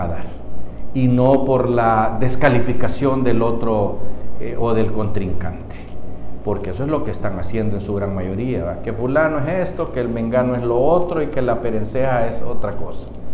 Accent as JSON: {"language": "Spanish", "country": "Honduras", "said": "como pueblo hondureño"}